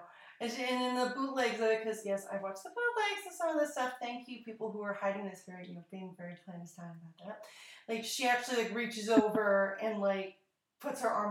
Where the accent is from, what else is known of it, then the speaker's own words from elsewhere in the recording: United States; accent: American; my American accent